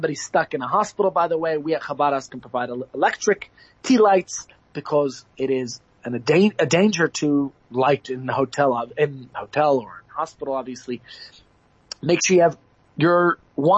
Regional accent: New York, United States; now in South Africa; as a child growing up in New York

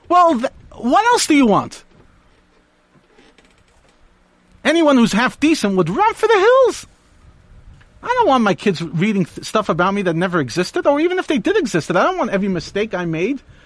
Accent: New York, United States; I grew up in New York

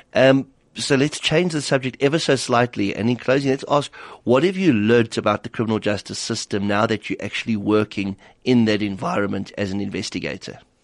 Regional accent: South Africa; as a South African

